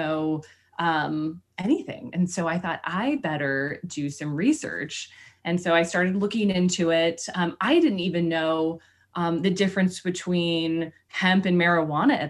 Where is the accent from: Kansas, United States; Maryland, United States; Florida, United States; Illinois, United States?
Kansas, United States; moved away as an adult; also born or lived in Texas; now in Boulder, United States; I grew up in Kansas and then I went to school in Texas